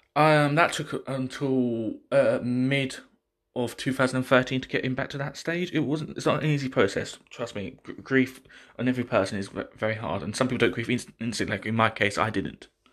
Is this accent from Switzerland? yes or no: no; United Kingdom; I'm not from Pakistan. I'm from this country. I was born in this country